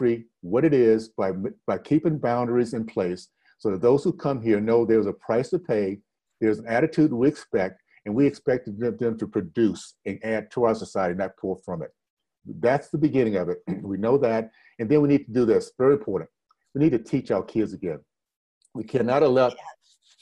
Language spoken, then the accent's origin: English; Deep South, United States; growing up in the Deep South